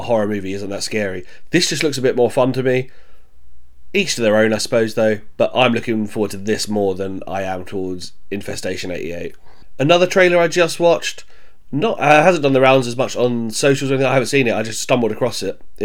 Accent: Croydon, London, United Kingdom; also born or lived in Bromley; I grew up in South London, Croydon, spent a lot of time in Bromley as well.

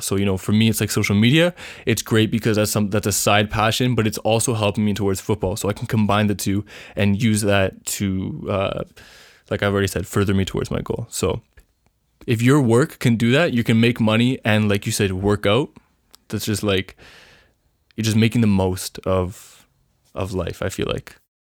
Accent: Canada; also born or lived in Vancouver; I'm from Canada

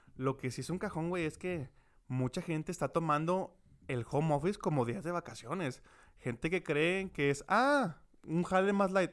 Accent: Mexico; como país mexicano

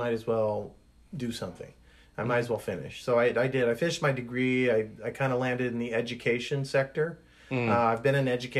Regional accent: Canada; moved away; You know, I'm Canadian transplant, so.

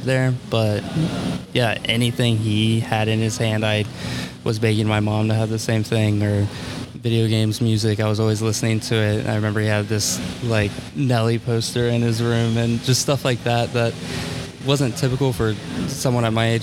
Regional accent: Columbus, Ohio, United States; We lived in Columbus, so I've born and raised here, and I'm still here

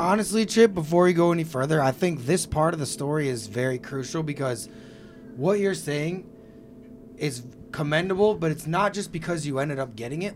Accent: Missouri, United States; I'm from Missouri

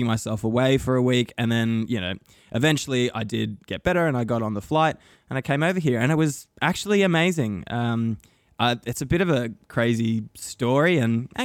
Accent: Australia; growing up in Australia

